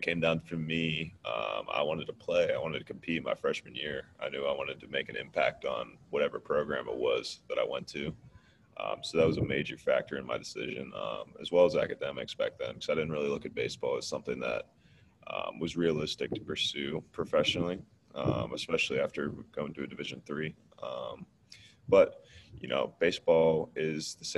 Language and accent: English; Pittsburgh, Pennsylvania, United States; I'm from Pittsburgh